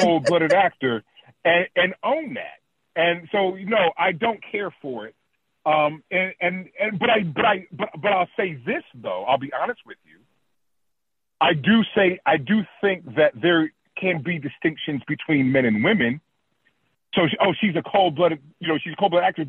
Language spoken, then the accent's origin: English; Oakland, California, United States; I'm from Oak, Oakland, Oakland, California